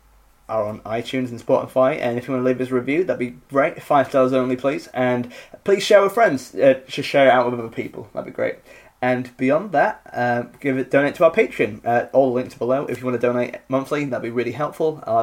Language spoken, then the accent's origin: English; Richmond, United Kingdom; in Richmond, doing my hometown special.